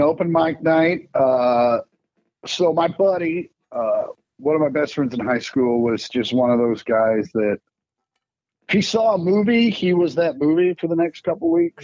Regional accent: Kansas City, United States; growing up in Kansas City

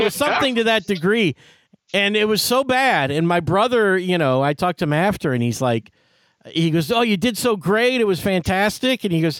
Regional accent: Detroit, Michigan, United States; And it was the same deal as a potluck, and because I was from Detroit, I had arranged, so I got to go on.

